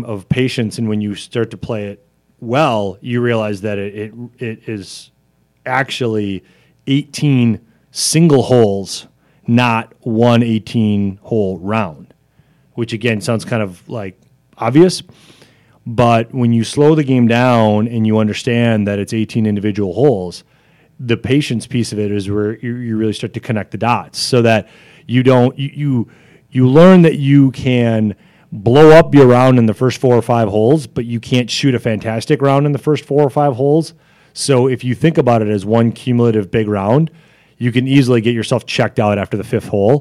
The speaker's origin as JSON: {"language": "English", "town": "Janesville", "region": "Wisconsin", "country": "United States", "tie": "born or raised there", "said": "when I was growing up in Janesville"}